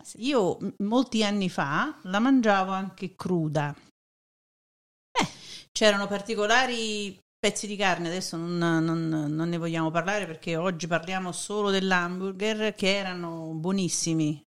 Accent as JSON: {"language": "Italian", "town": "Naples", "region": "Campania", "country": "Italy", "moved": "yes", "lives_now": "United States", "said": "sono proprio di Napoli"}